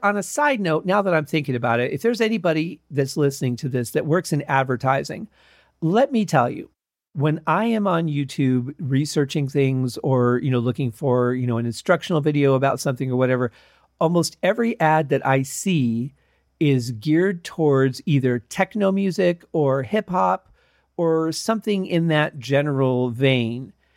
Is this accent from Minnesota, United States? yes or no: no; Detroit, Michigan, United States; now in Las Vegas, United States; growing up in Detroit